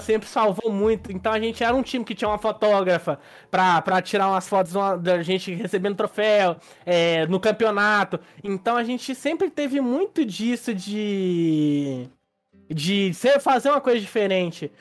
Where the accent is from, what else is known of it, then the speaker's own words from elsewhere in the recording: Minas Gerais, Brazil; A gente é de Minas